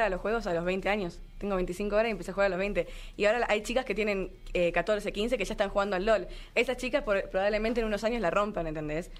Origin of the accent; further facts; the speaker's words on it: Argentina; moved away as an adult; now in Mexico; yo que vine desde Argentina